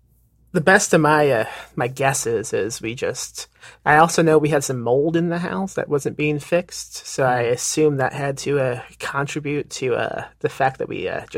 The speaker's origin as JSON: {"language": "English", "region": "Indiana", "country": "United States", "lives_now": "San Antonio, United States", "said": "I'm in Texas. I'm in San Antonio, but right. I'm from Indiana."}